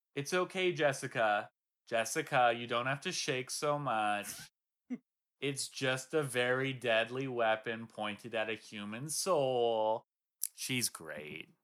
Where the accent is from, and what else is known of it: Swanzey, New Hampshire, United States; born or raised there